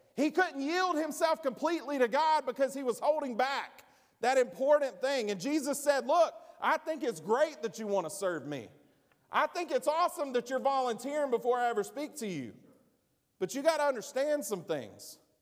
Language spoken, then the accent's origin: English; United States; I'm an American